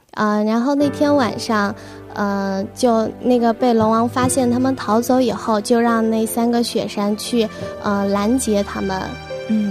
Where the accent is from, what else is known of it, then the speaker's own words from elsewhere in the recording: Shangri-La, Yunnan, China; moved away as an adult; now in Jinhua, China; 我一直生活在香格里拉